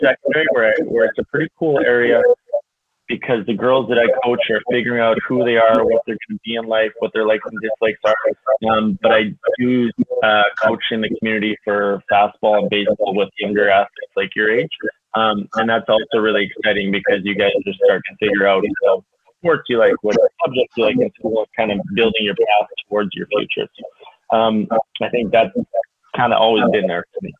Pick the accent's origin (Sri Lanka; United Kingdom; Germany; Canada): Canada; Kitscoty, Alberta; also born or lived in Lethbridge, Alberta; born and raised in Kitscoty, Alberta, the big town just down the road